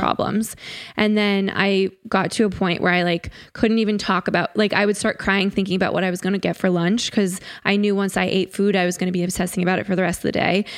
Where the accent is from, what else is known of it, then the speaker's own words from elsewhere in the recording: Connecticut, United States; I grew up in Connecticut